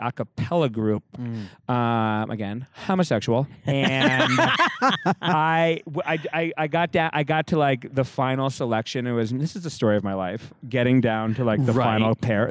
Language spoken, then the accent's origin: English; Rhode Island, United States; moved away as an adult; also born or lived in San Francisco; now in Los Angeles, United States; I'm from Rhode Island originally